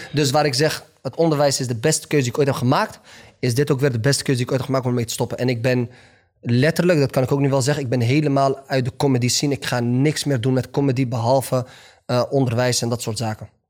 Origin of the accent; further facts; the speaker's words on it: Netherlands; also born or lived in Morocco; Kijk, ik ben een Marokkaan. Ik ben Nederlander